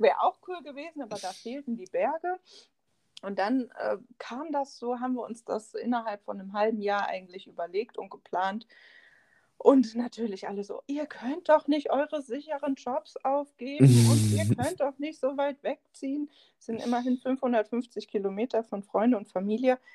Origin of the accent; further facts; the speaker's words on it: Siegen, North Rhine-Westphalia, Germany; moved away as an adult; now in Hindelang, Germany; ich bin eigentlich aus Nordrhein-Westfalen, um genau zu sein, aus Siegen